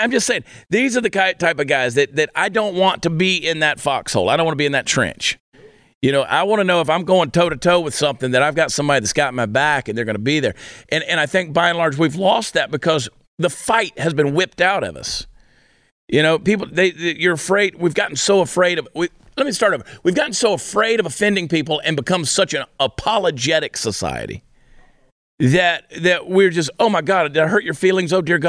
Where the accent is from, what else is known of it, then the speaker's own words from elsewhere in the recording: New Jersey, United States; born there; people love to give me a hard time because I was born in New Jersey.